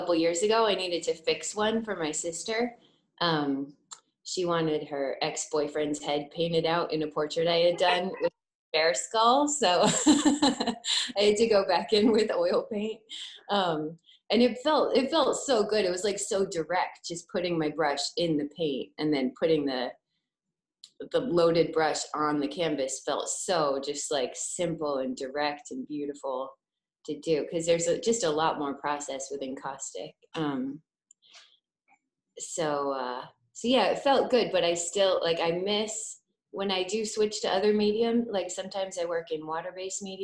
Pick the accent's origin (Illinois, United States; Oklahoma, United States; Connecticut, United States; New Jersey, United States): Connecticut, United States; moved away as an adult; also born or lived in Savannah, Georgia; now in Baltimore, United States; I'm originally from Connecticut, but I feel like I grew up again in Savannah when I went to college there